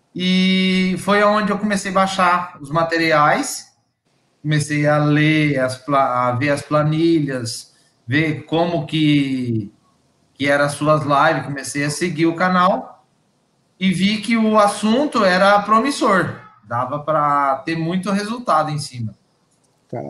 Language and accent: Portuguese; Bebedouro, São Paulo, Brazil; eu sou do interior de São Paulo, aqui de Bebedouro